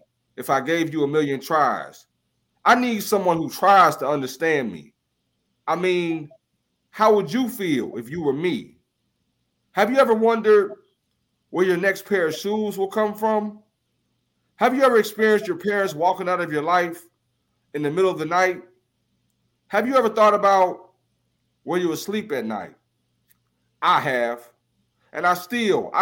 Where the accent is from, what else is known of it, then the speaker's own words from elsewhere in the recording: Ohio, United States; moved away as an adult; now in Indianapolis, United States; I'm originally from Ohio. So my hometown is Ohio